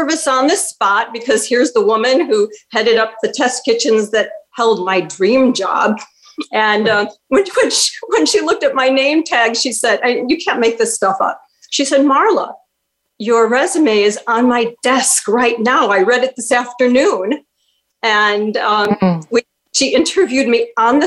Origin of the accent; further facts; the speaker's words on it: Chicago, Illinois, United States; growing up in Chicago, my parents took me to so many live Broadway shows that had come to Chicago